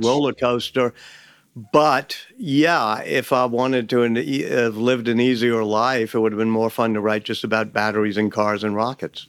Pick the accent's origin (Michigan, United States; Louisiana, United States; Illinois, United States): Louisiana, United States; New Orleans; I grew up in New Orleans